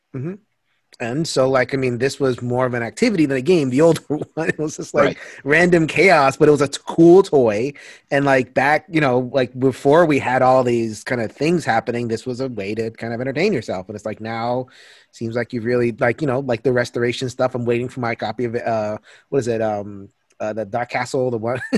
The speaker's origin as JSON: {"language": "English", "region": "Connecticut", "country": "United States", "said": "I'm from Connecticut"}